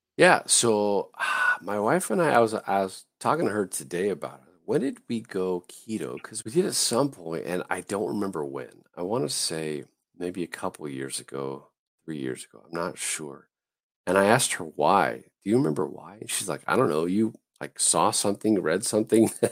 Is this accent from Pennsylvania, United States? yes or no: no; Southern California, United States; I grew up in Southern California.